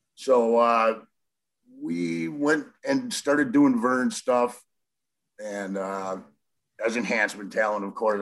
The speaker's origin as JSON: {"language": "English", "area": "60 miles north of Milwaukee", "region": "Wisconsin", "country": "United States", "said": "I'm from the Midwest. Uh, about 60 miles north of Milwaukee"}